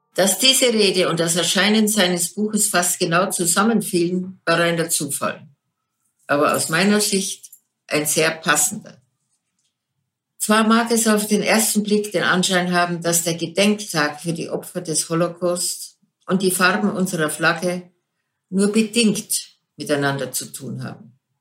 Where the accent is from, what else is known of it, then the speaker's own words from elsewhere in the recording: Germany; Und ich bin stolze Deutsche